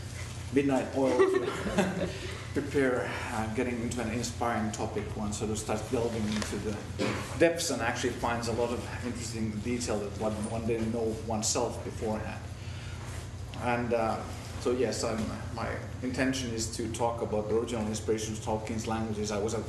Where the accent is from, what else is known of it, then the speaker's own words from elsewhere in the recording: Helsinki, Uusimaa, Finland; first language Finnish; English is a second language; moved away as an adult; now in Canada; I was actually introduced first time in Canada as being born, bred, and educated in Helsinki, Finland, so having Finnish as my native tongue, you might maybe know that Finland is bilingual as Canada, so I could be a Swedish-speaking Finn, but I'm not.